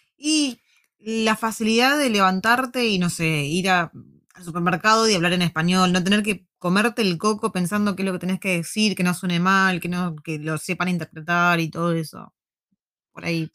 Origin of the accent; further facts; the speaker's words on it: Buenos Aires, Argentina; moved away as an adult; also born or lived in La Plata, Argentina; now in New Zealand; Yo toda mi vida cuando era chica vivía en Parque Patricio, después viví muchos años en Urquiza